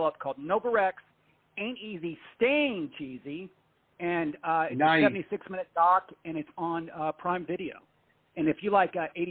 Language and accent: English; Indianapolis, Indiana, United States; now in Florida, United States; I'm from Indianapolis